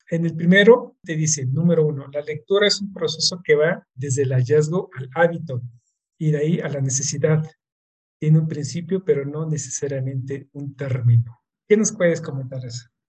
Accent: Mexico; como mexicanos

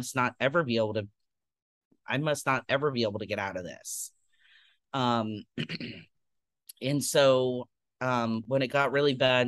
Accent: Tampa, Florida, United States; I grew up in Tampa, Florida

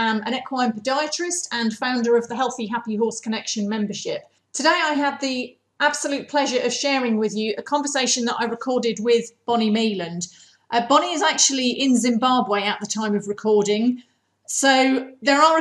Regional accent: United Kingdom; as all British people have to do.

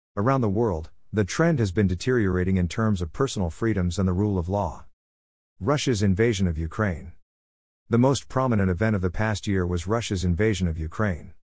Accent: Canada; I'm Canadian

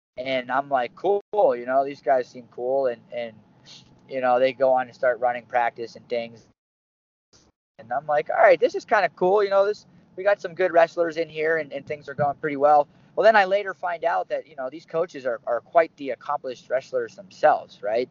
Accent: Bridgeville, Pennsylvania, United States; moved away; also born or lived in State College, Pennsylvania; I was born and raised in Pittsburgh, Pennsylvania, a little town southwest called Bridgeville

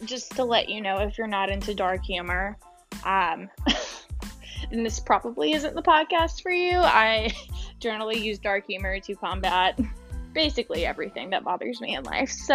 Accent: Mississippi, United States; moved away as an adult; also born or lived in Louisiana; I grew up and lived in Mississippi, the deep south, for 24 years

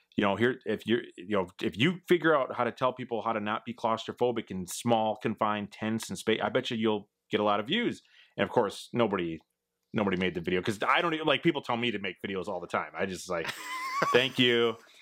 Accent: Midwest, United States; I'm from the Midwest, it's flat here

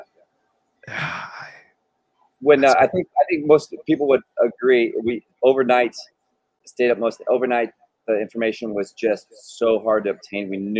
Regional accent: California, United States; And I came from California, where fires are in your blood, and you know what happens around fires.

